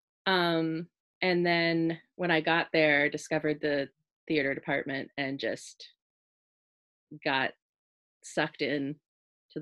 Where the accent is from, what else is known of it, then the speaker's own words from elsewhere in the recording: Stouffville, Ontario, Canada; my hometown of Stouffville, Ontario